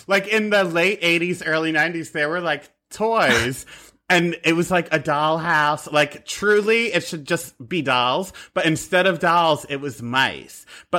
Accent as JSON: {"language": "English", "town": "Philadelphia", "region": "Pennsylvania", "country": "United States", "said": "I'm from Philadelphia."}